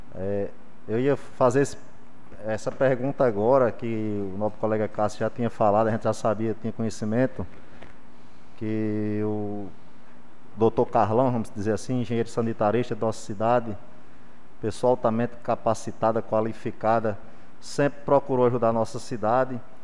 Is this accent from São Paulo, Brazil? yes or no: no; Jardim do Seridó, Rio Grande do Norte, Brazil; a minha cidade, e minha terra